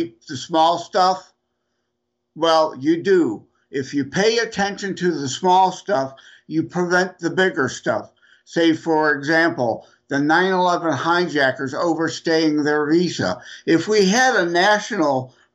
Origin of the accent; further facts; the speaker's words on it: Detroit, Michigan, United States; I'm from Detroit area